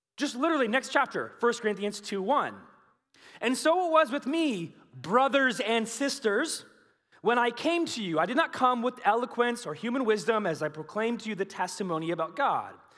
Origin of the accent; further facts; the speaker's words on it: United States; we Americans